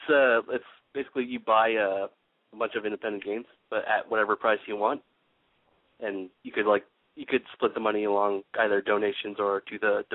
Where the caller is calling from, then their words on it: Los Angeles, California, United States; I'll just keep it there. I'm calling from Granada Hills, California.